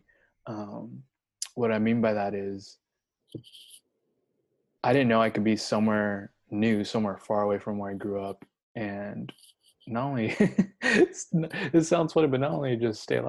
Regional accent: Southern California, United States; moved away as an adult; also born or lived in Washington State; now in Oregon, United States; I was from Southern California

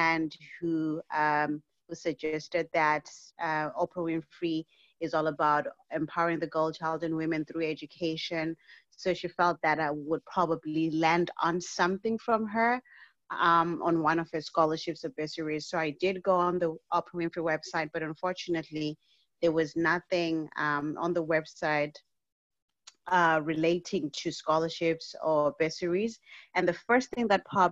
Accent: Zimbabwe; now in Canada; I was born and raised in Zimbabwe, and at the tender age of 14, my mother passed away

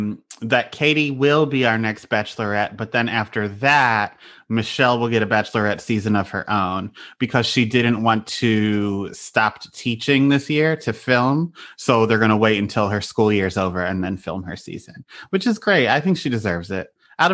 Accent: Pennsylvania, United States

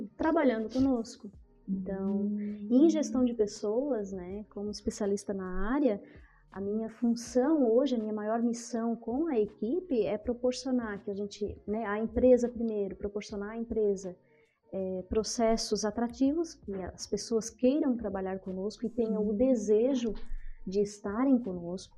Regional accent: Sítio Novo, Santa Catarina, Brazil; also born or lived in Criciúma, Santa Catarina; Eu morava em Criciúma, nasci em Criciúma. Né? Hum. Aí aos cinco ali para seis anos fomos para o sítio

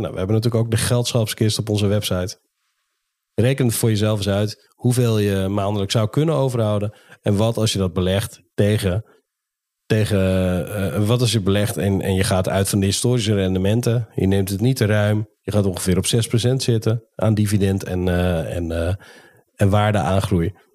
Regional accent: Netherlands; als Nederlanders

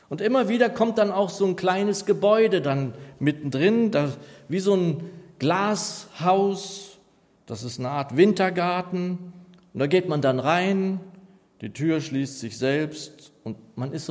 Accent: Northeim, Lower Saxony, Germany; Als ich so ein junger Gläubiger war, so wie du, Kalito, da sangen wir in meiner Heimatgemeinde in Niedersachsen in Nordheim eigentlich immer am Ende jedes Gottesdienstes ein Segenslied.

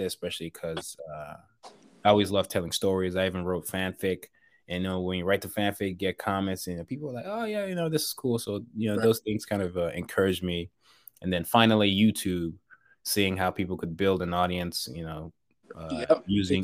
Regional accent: Nigeria; growing up in Nigeria

